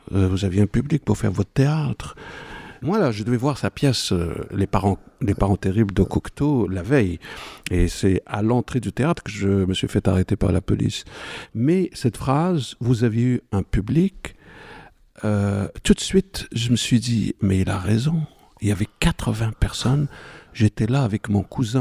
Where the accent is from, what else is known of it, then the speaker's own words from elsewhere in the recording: Morocco; moved away as an adult; je suis marocain d'origine, je suis né au Maroc à la fin de 1959